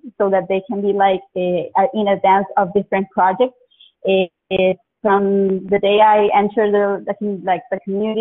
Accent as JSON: {"language": "English", "country": "Colombia", "moved": "yes", "lives_now": "Santiago", "said": "I'm from Colombia"}